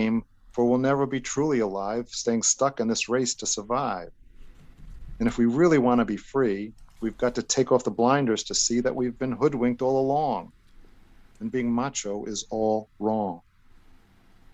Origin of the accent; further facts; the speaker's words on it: New York City, New York, United States; also born or lived in East Rockaway, New York; I grew up Italian in Brooklyn and East Rockaway